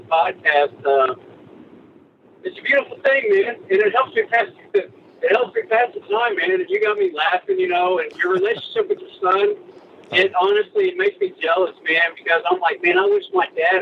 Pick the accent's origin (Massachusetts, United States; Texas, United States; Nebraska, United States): Texas, United States; North; born or raised there; also born or lived in Ponca City, Oklahoma